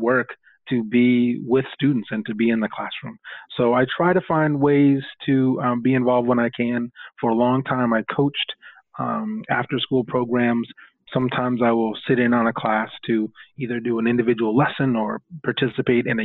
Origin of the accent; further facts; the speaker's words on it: Portland, Oregon, United States; now in New York City, United States; I'm originally from Portland, Oregon, and was a product of public school up and through my middle school years